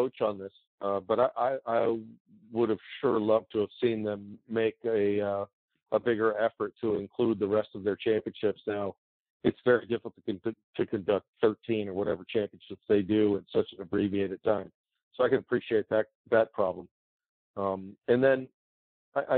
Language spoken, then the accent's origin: English; Washington, District of Columbia, United States; It's Washington D.C. It's my hometown